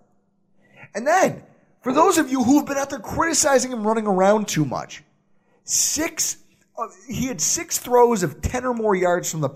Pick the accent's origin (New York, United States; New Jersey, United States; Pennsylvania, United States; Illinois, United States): New York, United States; Southtowns; we grew up down in the South Towns